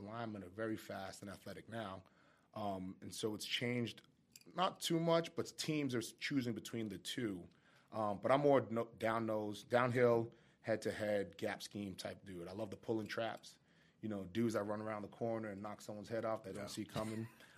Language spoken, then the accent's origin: English; Boston, Massachusetts, United States; So I grew up in Boston. I'm from Boston, born and raised. I was a Patriots fan growing up.